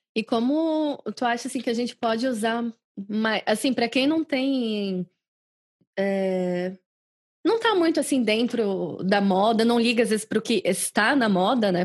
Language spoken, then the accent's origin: Portuguese; Brazil; moved away as an adult; quando eu saí do Brasil há 10 anos